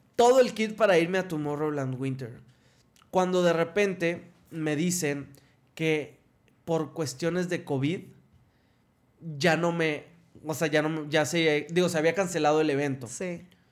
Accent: Ciudad Victoria, Tamaulipas, Mexico; moved away as an adult; also born or lived in Mexico City; now in Monterrey, Mexico; yo soy de Ciudad Victoria

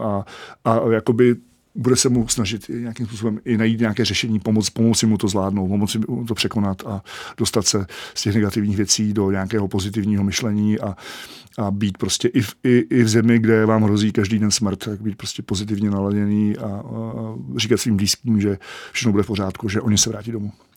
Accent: Czechia; jako Čech

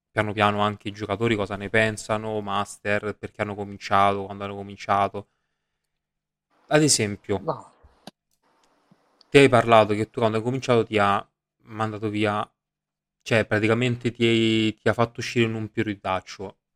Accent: Rome, Lazio, Italy; io sono di Roma

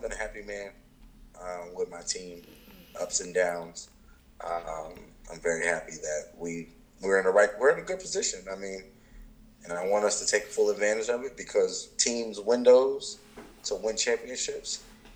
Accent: Indianapolis, Indiana, United States; moved away; also born or lived in Philadelphia; I was born in Indianapolis, Indiana

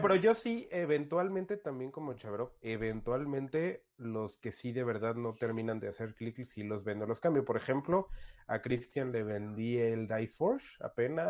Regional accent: Toluca, State of Mexico, Mexico; now in Querétaro, Mexico; yo soy originario de Toluca

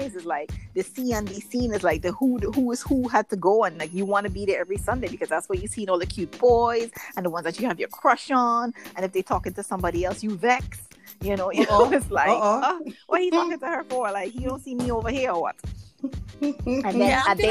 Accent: Trinidad & Tobago; The best teenage years growing up in Trinidad ever

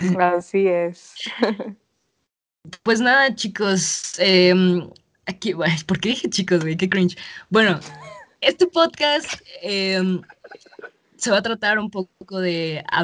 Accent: Mexico; me acuerdo de los primeros días que sabía que había llegado como una mexicana nueva

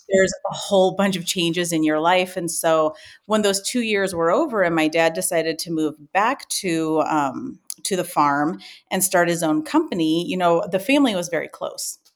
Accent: Ames, Iowa, United States; also born or lived in Spain; I grew up in Ames, Iowa, which is where our company is still based out

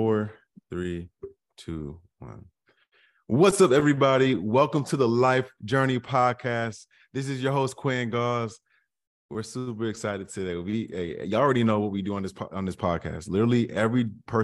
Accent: North of New York, United States; I'm from the North of New York

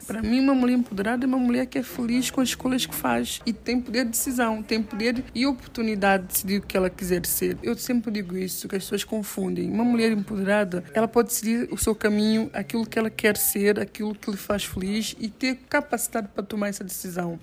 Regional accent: São Tomé & Príncipe

